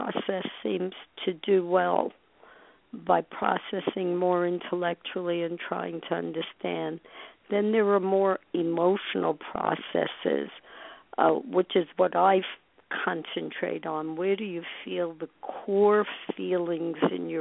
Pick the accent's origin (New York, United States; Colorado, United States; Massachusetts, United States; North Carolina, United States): New York, United States; New York City; as a little girl growing up in Brooklyn